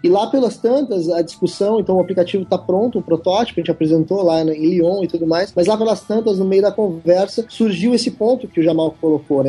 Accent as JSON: {"language": "Portuguese", "region": "southern Brazil", "country": "Brazil", "also_born_or_lived": "New Zealand", "said": "Eu sou aqui do sul do Brasil"}